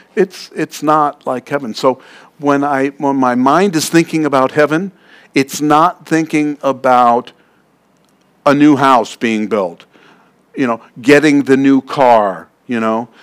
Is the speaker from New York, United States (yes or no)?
yes; New York City, New York, United States; I'm from Queens.